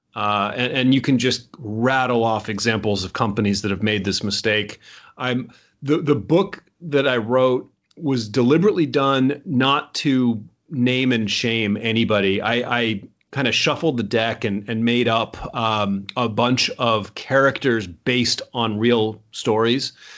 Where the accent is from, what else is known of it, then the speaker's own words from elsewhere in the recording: United States; I'm American. I was born in America.